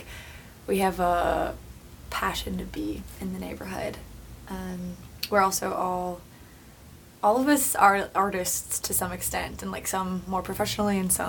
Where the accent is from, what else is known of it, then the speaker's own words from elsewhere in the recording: Saskatoon, Saskatchewan, Canada; moved away as an adult; now in Vancouver, Canada; I am from the prairies. I'm from Saskatoon, originally. Okay. And I moved out here about 5 years ago